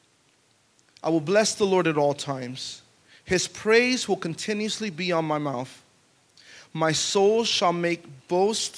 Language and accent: English; Pine Hills, Florida, United States; We grew up in the hood. We grew up in Pine Hills